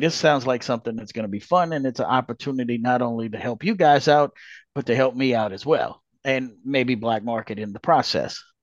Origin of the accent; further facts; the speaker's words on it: Louisiana, United States; born and raised in Louisiana